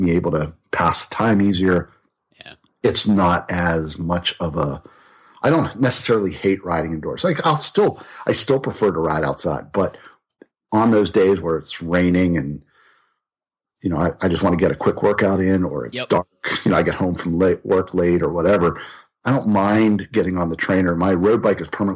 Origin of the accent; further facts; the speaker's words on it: Pittsburgh, Pennsylvania, United States; now in North Carolina, United States; I grew up in Pittsburgh. I grew up in Pittsburgh